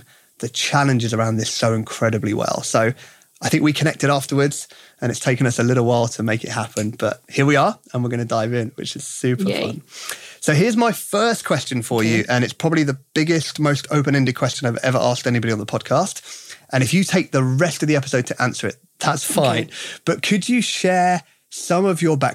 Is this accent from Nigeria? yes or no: no; United Kingdom; accent: British; my British accent